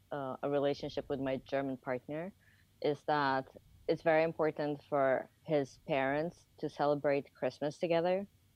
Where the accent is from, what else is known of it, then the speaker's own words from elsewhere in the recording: Dubai, United Arab Emirates; also born or lived in Japan; we grew up in Dubai. Before that, we used to live in Japan